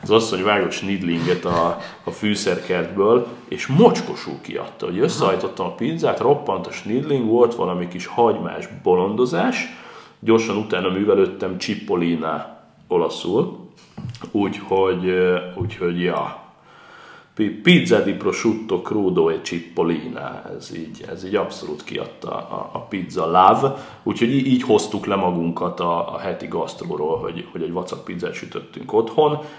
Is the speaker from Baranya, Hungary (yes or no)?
yes; Pécs, Baranya, Hungary; én még pécsiként is